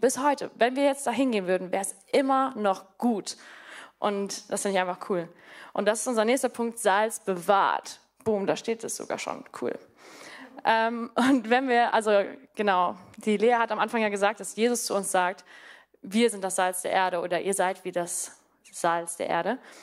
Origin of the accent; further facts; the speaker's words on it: Namibia; moved away as an adult; also born or lived in Mannheim; now in Germany; Also ich komme, wie gesagt, aus Namibia, aber ich bin dort auch auf einer Farm groß geworden.